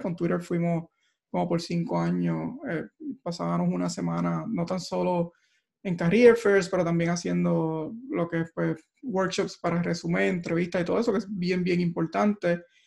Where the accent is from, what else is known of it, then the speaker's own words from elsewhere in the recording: Barranquitas, Puerto Rico; moved away as an adult; also born or lived in Mayagüez; now in Silicon Valley, United States; yo nací y crecí en Barranquitas